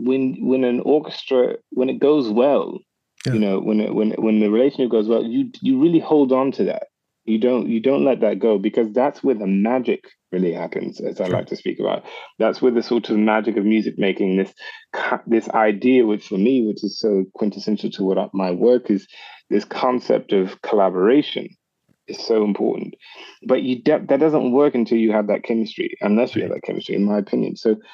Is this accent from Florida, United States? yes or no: no; Charleston, South Carolina, United States; moved away as an adult; also born or lived in Augusta, Georgia; I was born in Charleston, South Carolina, and I was born in Augusta, Georgia, actually, and raised in Charleston, South Carolina. But I've been very, very fortunate to be able to start my career in Europe, actually.